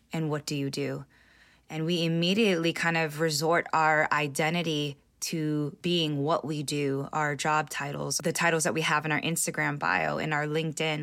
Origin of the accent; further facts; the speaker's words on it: California, United States; I was born in the States, in California